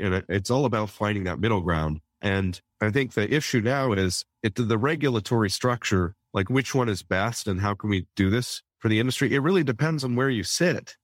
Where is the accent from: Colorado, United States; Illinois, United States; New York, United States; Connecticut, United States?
Colorado, United States; Denver; also born or lived in South Korea; my hometown of Denver